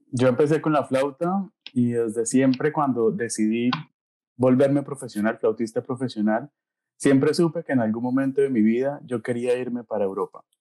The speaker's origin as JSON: {"language": "Spanish", "town": "Bucaramanga", "region": "Santander", "country": "Colombia", "tie": "born or raised there", "also_born_or_lived": "Eisenstadt, Austria", "moved": "as an adult", "lives_now": "Siegen, Germany", "said": "Yo soy de Bucaramanga"}